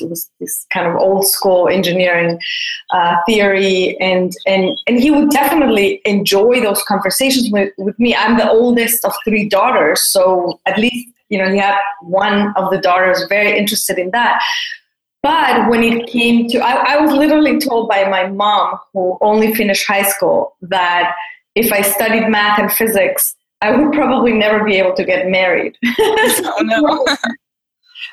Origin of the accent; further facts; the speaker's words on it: Mexico City, Mexico; I grew up in Mexico City, and I was part of a fairly conservative community